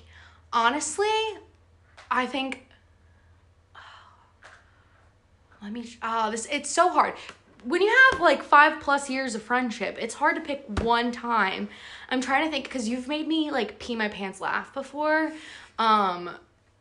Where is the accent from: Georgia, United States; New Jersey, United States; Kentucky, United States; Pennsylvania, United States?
New Jersey, United States; being from New Jersey